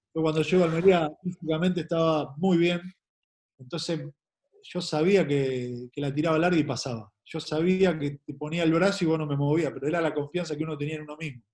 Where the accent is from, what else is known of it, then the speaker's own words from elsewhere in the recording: Argentina; moved away as an adult; also born or lived in Asunción, Paraguay; como futbolista argentino me siento